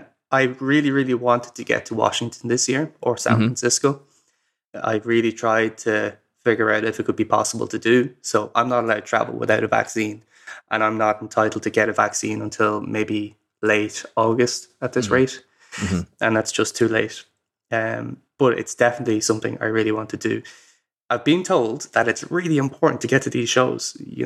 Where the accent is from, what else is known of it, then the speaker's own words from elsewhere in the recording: Ireland; So, I'm Irish. And I'm very proud of it.